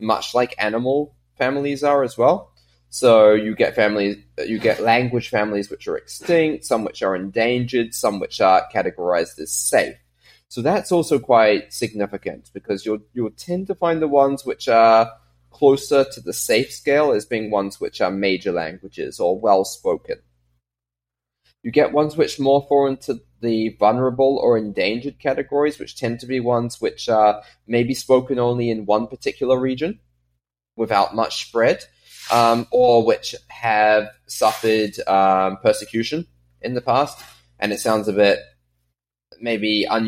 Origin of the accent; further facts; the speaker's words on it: New Zealand; also born or lived in Guernsey; I grew up in New Zealand